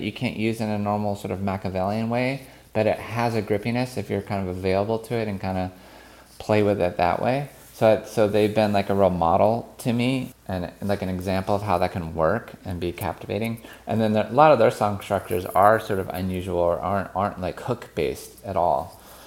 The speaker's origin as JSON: {"language": "English", "country": "United States", "said": "I'm an American born in the, in the sixties"}